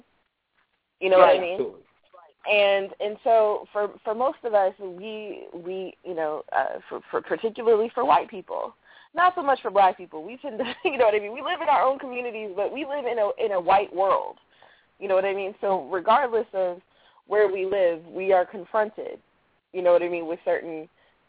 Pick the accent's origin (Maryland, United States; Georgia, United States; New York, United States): Maryland, United States; Baltimore; I'm from Baltimore